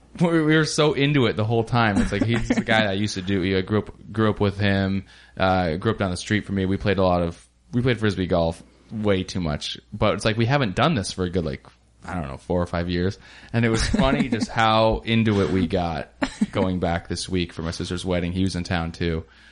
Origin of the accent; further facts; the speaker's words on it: Ellensburg, Washington, United States; I grew up in Ellensburg, and right next to that is a really small town called Kittitas.